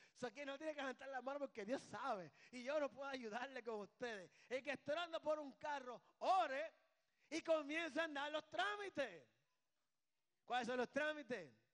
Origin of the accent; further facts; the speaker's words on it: Puerto Rico; Aquí somos boricuas.